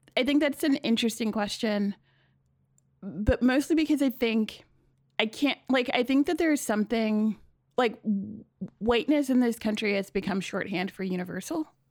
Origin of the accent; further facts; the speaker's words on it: New York City, New York, United States; I grew up in Queens, but I grew up in Bayside